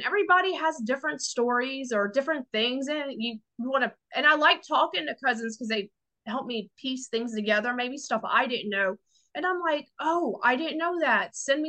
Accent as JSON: {"language": "English", "region": "Southeast Louisiana", "country": "United States", "tie": "born or raised there", "said": "Cause where we're from, I grew up in Southeast Louisiana."}